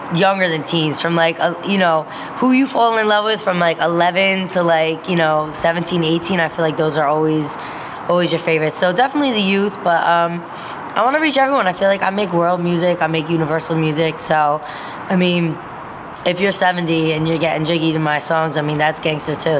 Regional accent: Passaic County, New Jersey, United States; I'm from Jersey. You know what I'm saying? We are Jersey. I'm from North Jersey, Passaic County

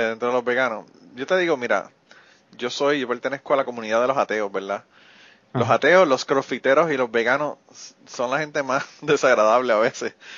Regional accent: Utuado, Puerto Rico; estamos tan orgullosos de ser utuaños

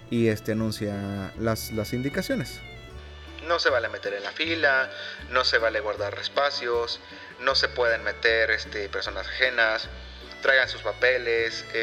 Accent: Coahuila, Mexico; born there; yo nací en Coahuila, pero mi credencial viene de, otra entidad.

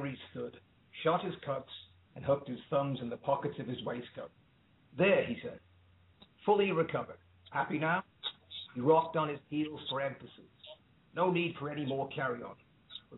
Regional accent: Liverpool, North West England, United Kingdom; moved away; also born or lived in Dublin, Ireland / Ireland / Sydney, Australia; I was born in Dublin, but raised in Liverpool

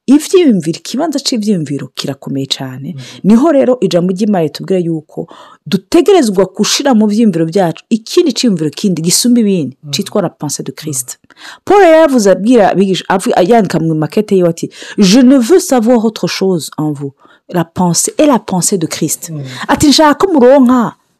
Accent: Burundi; moved away; nk'abarundi tuba mu mahanga

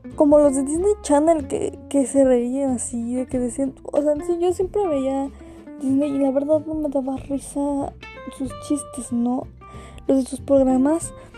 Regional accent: Mexico; yo soy mexicana

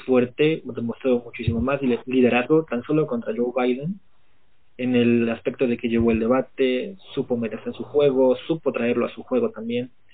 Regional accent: Mexico; como mexicanos

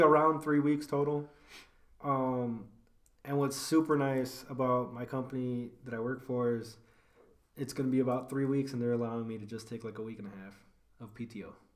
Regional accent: Elgin, Illinois, United States; We are both from Elgin

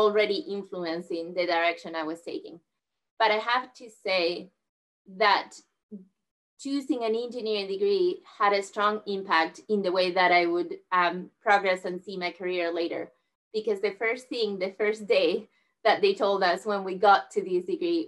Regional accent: southern Spain, Spain; moved away; I grew up in Spain, where I'm originally from, in southern Spain

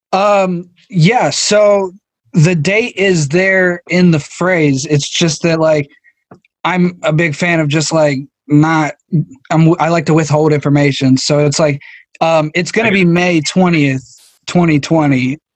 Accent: United States; I'm from America

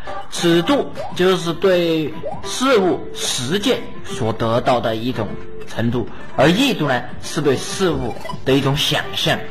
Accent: China; 我们中国人口这么多啊，很多人就没有做到有信而无诈。

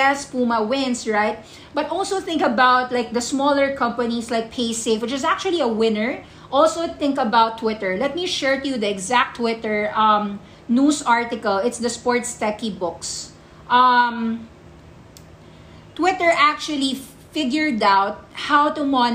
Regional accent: Philippines; I'm a Filipino

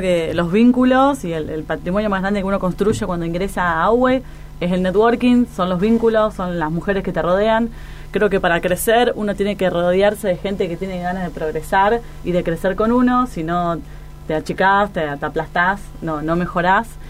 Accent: Argentina; vivimos rodeados de frustraciones en un país tan inestable como Argentina

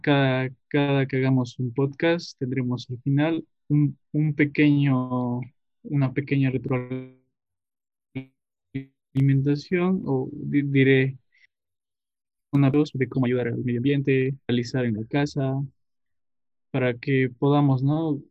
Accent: Tarija, Bolivia; yo soy de Tarija, nací en el valle, pero actualmente vivo en Cercado, Cercado de Tarija

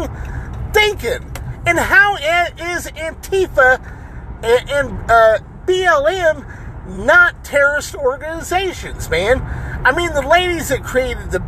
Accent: United States; I'm Hispanic and Native American, okay? I'm American. I was born here in the United States.

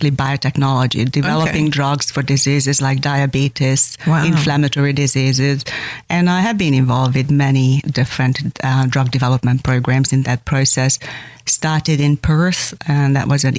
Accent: Hungary; English is a second language; also born or lived in Austria; now in Australia; when I decided to want to come to Australia on my way out of Hungary, I started learning the language

